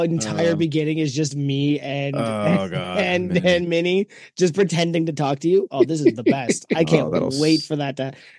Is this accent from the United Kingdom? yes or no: no; Canada; the thing about being Canadian is I did not pick up the chicken bake shirt because nobody up here would understand it.